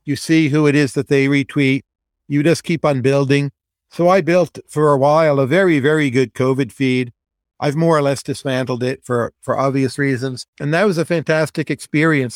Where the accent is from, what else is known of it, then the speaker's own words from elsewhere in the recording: United States; I grew up near New York City on the bus line